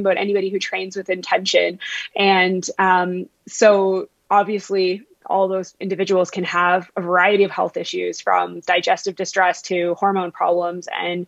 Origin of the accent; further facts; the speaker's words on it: Vancouver, British Columbia, Canada; accent: Ontario; also born or lived in Ontario; so I actually grew up in Vancouver. It just sounds like I'm from Ontario because I did all my schooling out east.